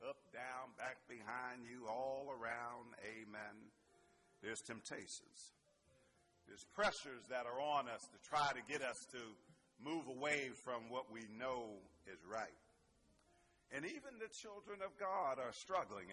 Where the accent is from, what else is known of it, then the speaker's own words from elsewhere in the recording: Pittsburgh, Pennsylvania, United States; I'm from Pittsburgh. Some of that Berg might come out in me.